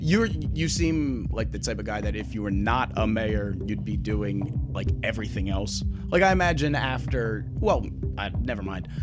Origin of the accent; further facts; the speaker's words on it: Philadelphia, Pennsylvania, United States; I'm from Philadelphia, and my dad's from the Bronx, so I'm just a mishmash of that area